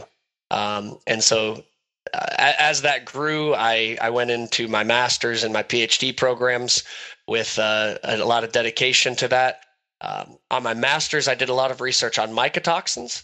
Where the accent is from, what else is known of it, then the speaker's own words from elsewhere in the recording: Northwest Ohio, United States; Grew up in Northwest Ohio on family cattle operation and row crop operation